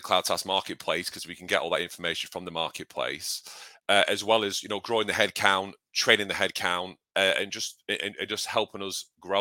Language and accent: English; United Kingdom; I'm British.